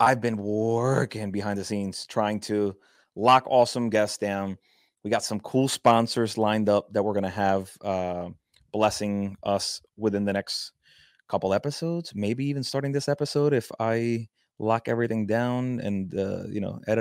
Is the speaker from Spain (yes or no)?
no; Puerto Rico; I'm from Puerto Rico